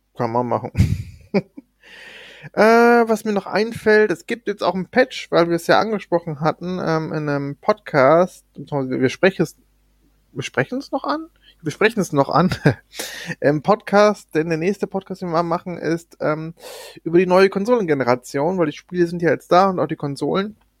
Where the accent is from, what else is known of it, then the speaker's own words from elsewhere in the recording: Germany; Bei uns in Deutschland